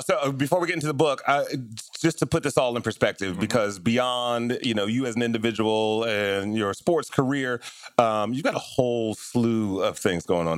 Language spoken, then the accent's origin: English; Detroit, Michigan, United States; I grew up in Detroit in very similar circumstances